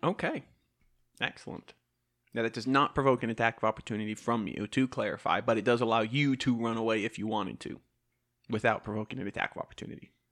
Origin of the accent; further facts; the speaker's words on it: the South, United States; accent: southern; My southern accent's taking over